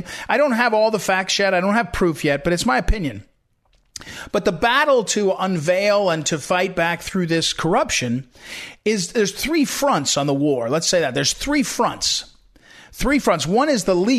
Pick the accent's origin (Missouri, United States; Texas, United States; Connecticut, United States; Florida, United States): Missouri, United States; Missouri, my home state for many years